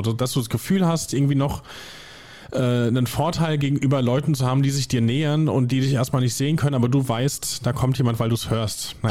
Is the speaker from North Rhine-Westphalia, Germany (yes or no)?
no; Hesse, Germany; Wir sind beides gebürtige Hessen